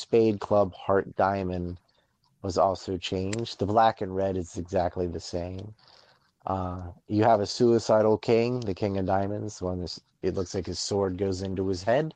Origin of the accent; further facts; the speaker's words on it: North Carolina, United States; I'm from North Carolina